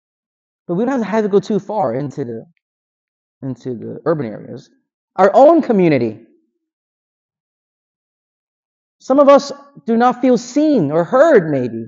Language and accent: English; Philadelphia, Pennsylvania, United States; growing up in Philadelphia